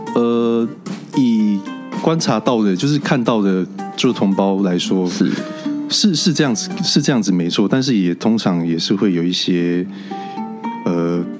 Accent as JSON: {"language": "Chinese", "region": "Taitung County", "country": "Taiwan", "also_born_or_lived": "Hualien County / Kaohsiung", "said": "我是来自台东跟花莲的阿美族。那呃，后来搬到高雄去之后，在高雄就学，然后到台北就是工作。"}